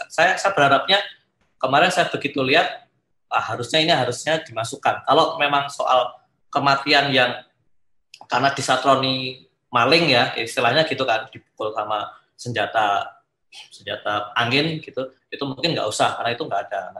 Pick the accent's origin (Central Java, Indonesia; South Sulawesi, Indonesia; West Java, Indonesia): Central Java, Indonesia; Surakarta; karena kan saya juga dari Solo ya.